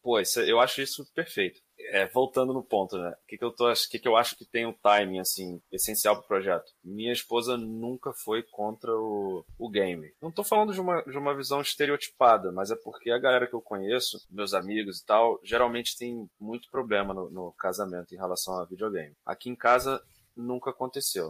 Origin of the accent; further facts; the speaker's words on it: Duque de Caxias, Rio de Janeiro, Brazil; nasci em Duque de Caxias, no Rio de Janeiro